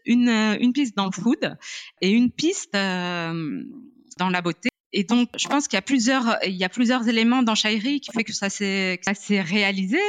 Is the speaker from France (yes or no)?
no; Morocco; je suis née, j'ai grandi au Maroc